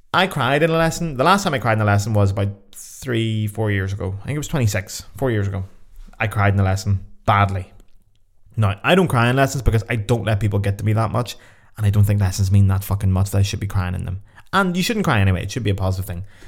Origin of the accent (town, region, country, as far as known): Belfast, Northern Ireland, United Kingdom; moved away as an adult